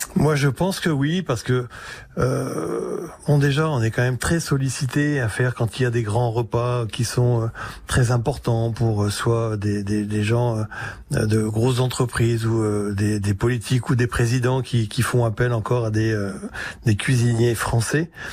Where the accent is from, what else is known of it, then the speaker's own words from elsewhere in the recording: Le Tréport, Normandy, France; je suis du Tréport, et on est entre euh, bah, la terre et la mer